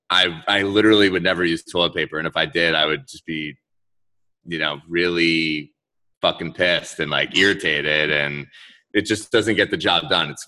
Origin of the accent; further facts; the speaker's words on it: Orlando, Florida, United States; I wish I was from South Florida with you guys. {S0} Oh, {S1} but I'm actually from Orlando, so Central Florida.